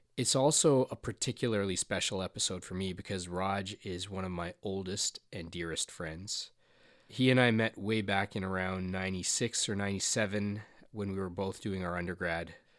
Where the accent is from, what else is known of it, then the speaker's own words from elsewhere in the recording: Canada; I was from Canada